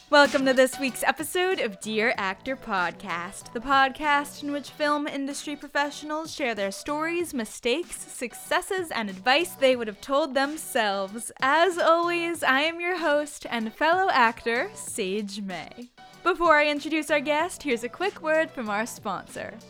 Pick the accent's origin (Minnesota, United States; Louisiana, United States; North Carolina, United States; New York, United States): New York, United States; I'm a New Yorker